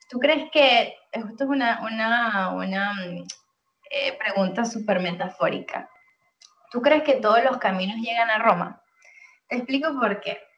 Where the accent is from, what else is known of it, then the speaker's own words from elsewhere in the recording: Venezuela; cuando tienes que te representa, dices yo soy venezolana, pero al final de cuentas, bueno, es un papel que, que, que está contigo igual. O sea, tú vas a ser venezolana donde quiera que estés, eso nunca lo vas a perder.